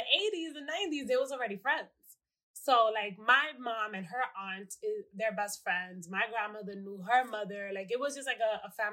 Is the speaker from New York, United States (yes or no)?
yes; New York City, New York, United States; born and raised in the Bronx in New York